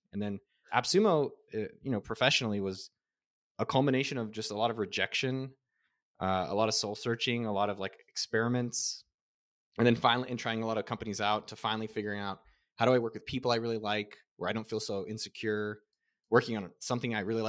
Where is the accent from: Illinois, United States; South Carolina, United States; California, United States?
California, United States; Yeah. I was kind of, which was, I feel very lucky because my dad is a sales guy. He was like from Israel.